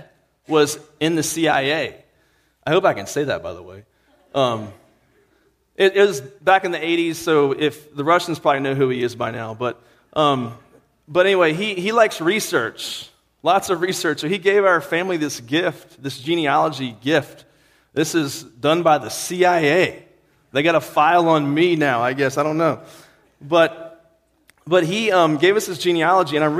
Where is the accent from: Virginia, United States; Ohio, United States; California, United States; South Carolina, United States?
Virginia, United States; moved away; where I'm from, Virginia, we look down on West Virginia